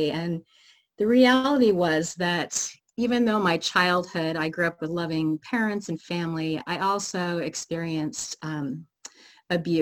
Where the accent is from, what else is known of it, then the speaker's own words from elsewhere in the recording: Oregon, United States; moved away as an adult; now in Seattle, United States; Grew up in Oregon